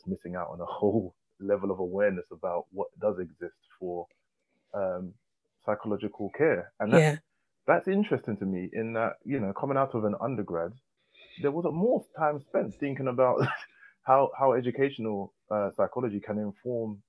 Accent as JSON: {"language": "English", "region": "London", "country": "United Kingdom", "tie": "born or raised there", "also_born_or_lived": "Leytonstone", "said": "I grew up in Hackney, and I went to a Hackney primary school, and then moved further east to Leytonstone"}